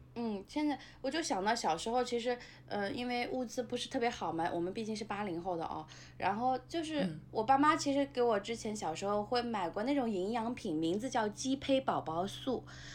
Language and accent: Chinese; Nanjing, Jiangsu, China; moved away; 对，我们家现在是全国有名的高风险地区，就是著名的我们的路口国际机场周边的 ，呃，市，市郊的地方，城南市郊的路口机场附近